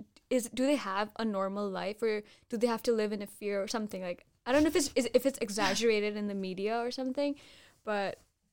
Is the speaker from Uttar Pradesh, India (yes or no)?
yes; Mathura, Uttar Pradesh, India; there's this beautiful place in India, in my hometown actually, Uttar Pradesh. The place is known as Mathura